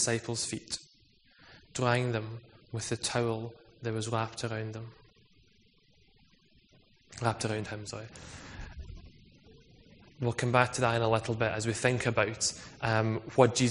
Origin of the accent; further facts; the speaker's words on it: Scotland, United Kingdom; I'm also Scottish